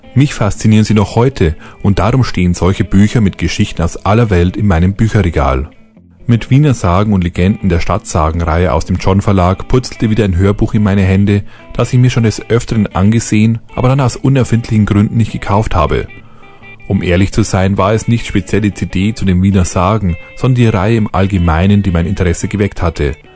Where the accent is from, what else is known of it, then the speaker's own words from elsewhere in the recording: Lower Bavaria, Germany; ich als Niederbayer bin dem österreichischen Dialekt nah genug